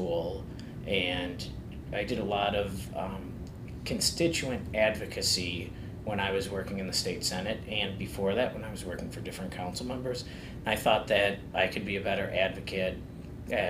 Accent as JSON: {"language": "English", "town": "Buffalo", "region": "New York", "country": "United States", "tie": "born or raised there", "said": "growing up in North Buffalo, there's always a sense of pride"}